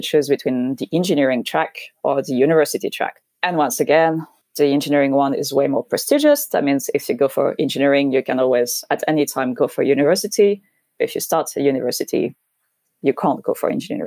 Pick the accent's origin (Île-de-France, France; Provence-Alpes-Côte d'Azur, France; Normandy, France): Normandy, France; English is a second language; moved away as an adult; also born or lived in Paris / United Kingdom; I grew up in Normandy